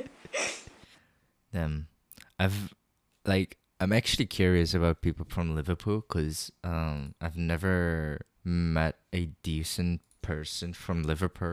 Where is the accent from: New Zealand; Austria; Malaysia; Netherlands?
Netherlands; I was born in the Netherlands, but I don't look Dutch. I look Chinese